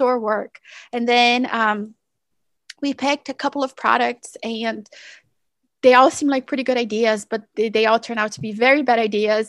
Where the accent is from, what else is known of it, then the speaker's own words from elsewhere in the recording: Brazil; now in United States; I'm originally from Brazil